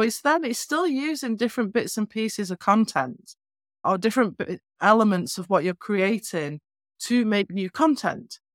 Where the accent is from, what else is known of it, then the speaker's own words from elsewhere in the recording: North West England, United Kingdom; moved away; I'm from northwest England originally. I have a quirky accent